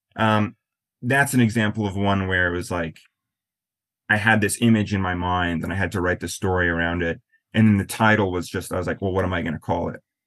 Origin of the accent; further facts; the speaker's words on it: Black Hills, western South Dakota, United States; also born or lived in Florida / New Orleans / Maine; now in New York, United States; I grew up in a really really small town in western South Dakota in the Black Hills.